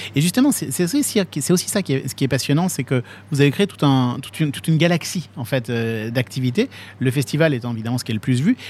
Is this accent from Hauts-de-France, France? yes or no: no; Nancy, Grand Est, France; je suis de Nancy